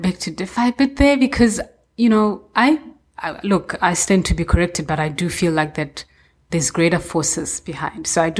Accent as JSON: {"language": "English", "country": "South Africa", "said": "as a South African"}